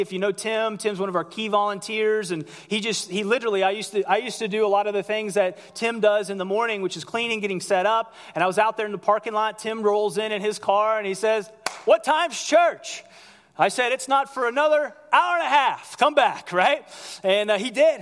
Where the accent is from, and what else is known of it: United States